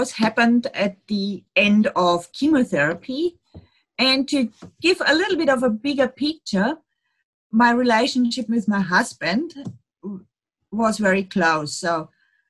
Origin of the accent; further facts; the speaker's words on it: Munich, Bavaria, Germany; English is a second language; moved away as an adult; now in Melbourne, Australia; I'm from Munich, Germany. And about 30 years ago, I came here with my Australian husband and living in Melbourne since that time